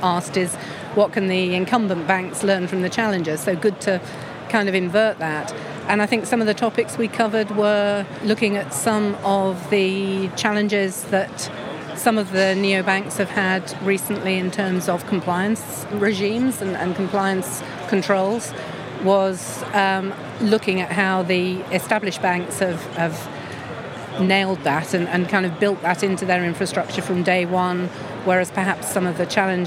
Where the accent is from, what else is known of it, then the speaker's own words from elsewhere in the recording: England, United Kingdom; as an English person